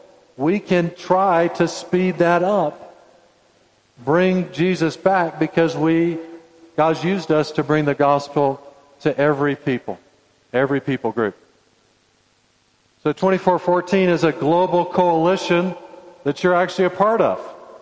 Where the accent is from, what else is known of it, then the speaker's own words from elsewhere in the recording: Indonesia; born there; I was born in Indonesia. This is an Indonesian shirt. And my two sons were born in Indonesia.